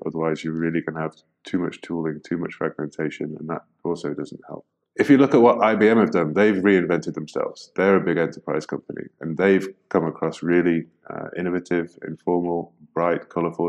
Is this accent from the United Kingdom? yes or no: yes; United Kingdom; now in Netherlands; an expat, I'm British guy living in the Netherlands